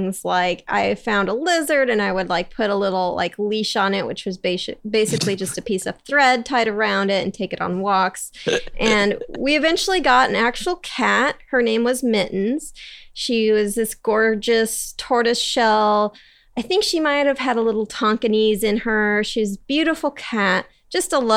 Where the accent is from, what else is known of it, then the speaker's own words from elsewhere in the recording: Encinitas, California, United States; This is in San Diego, in Encinitas